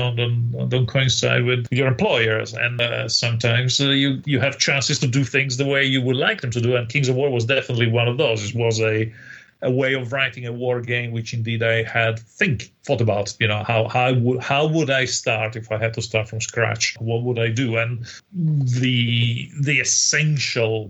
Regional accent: Italy; I used to play with little HO-scale toy soldiers in Italy on the beach

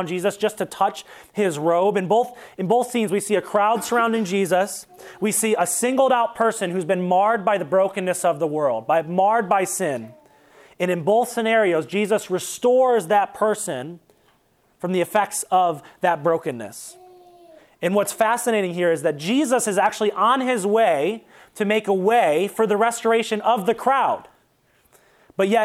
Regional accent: Toledo, Ohio, United States; now in Columbus, United States; we're from Toledo

